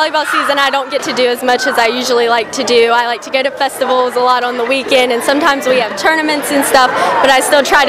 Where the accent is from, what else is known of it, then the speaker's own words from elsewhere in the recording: Ripley, West Virginia, United States; My hometown of Ripley